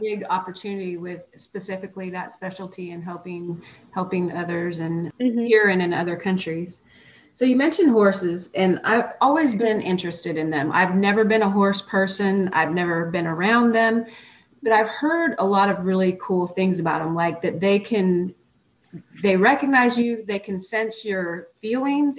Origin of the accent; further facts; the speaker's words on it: Oregon, United States; moved away as an adult; also born or lived in Texas; I was born and raised in Oregon, and I got accepted into physical therapy school in Texas